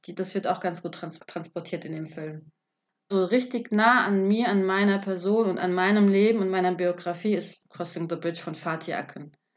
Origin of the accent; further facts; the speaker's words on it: Germany; ich bin ja auch aus Deutschland